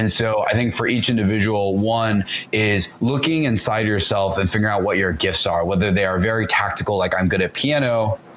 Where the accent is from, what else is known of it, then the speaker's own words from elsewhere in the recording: the South, United States; it's also partly because I'm from the South